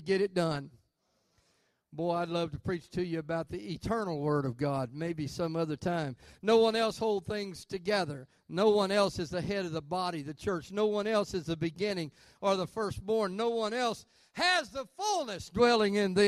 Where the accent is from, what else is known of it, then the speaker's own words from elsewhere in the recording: Arkansas, United States; I'm from Arkansas